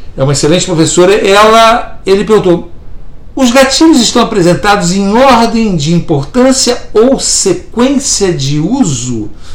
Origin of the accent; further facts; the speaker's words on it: Niterói, Rio de Janeiro, Brazil; fomos criados juntos lá em Itacoatiara, no Rio de Janeiro, em Niterói, na região oceânica de Niterói, Rio de Janeiro